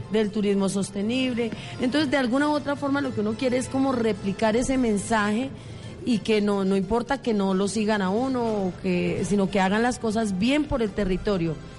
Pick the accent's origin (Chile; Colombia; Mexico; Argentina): Colombia; Monguí, Boyacá; moved away as an adult; also born or lived in Bogotá; yo nací en Monguí